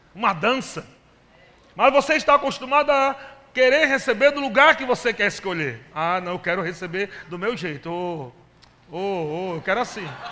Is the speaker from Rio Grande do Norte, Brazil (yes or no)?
yes; Natal, Rio Grande do Norte, Brazil; sou de Natal, nasci aqui nessa cidade